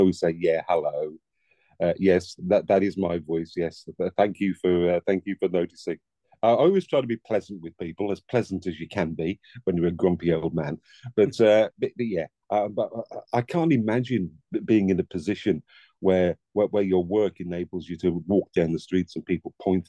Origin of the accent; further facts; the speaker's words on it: Dudley, West Midlands, United Kingdom; I was born in the Black Country in Dudley, Gornal.